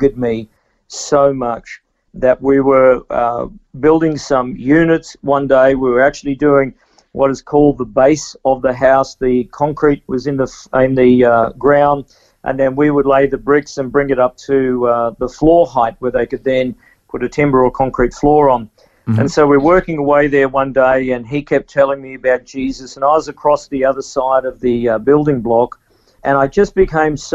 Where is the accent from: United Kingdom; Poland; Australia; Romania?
Australia; Toowoomba, Queensland; also born or lived in Dalby, Queensland; I was about 5 years old, and we actually moved from there to another country town called Toowoomba